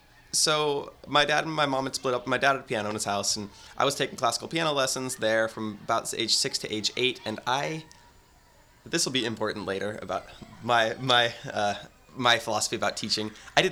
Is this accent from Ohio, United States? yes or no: no; San Francisco, California, United States; born there; I was born at San Francisco General.